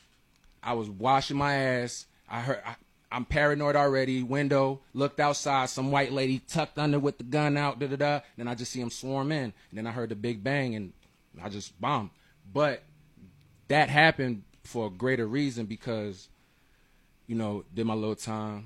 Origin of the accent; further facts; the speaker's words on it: Miami, Florida, United States; I'm from Miami, Alapata to be exact.